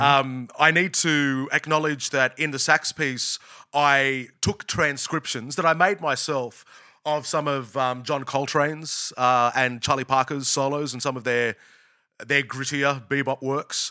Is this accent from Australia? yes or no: yes; Australia; also born or lived in United States; an Australian